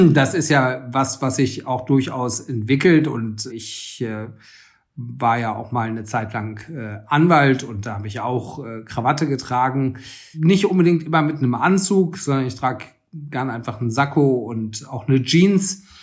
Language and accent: German; Frankfurt, Hesse, Germany; Ich bin in Frankfurt aufgewachsen und da hat man in den 90er Jahren auch einen sehr eigenen Kleidungsstil gehabt.